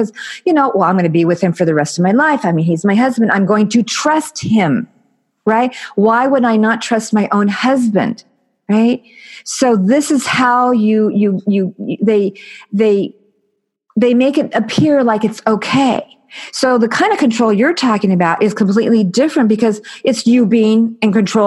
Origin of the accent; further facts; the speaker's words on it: United States; I'm American